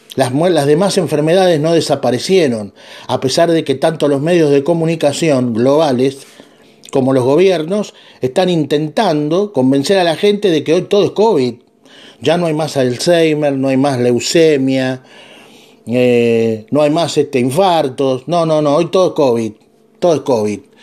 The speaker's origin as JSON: {"language": "Spanish", "country": "Argentina", "said": "yo soy de Argentina"}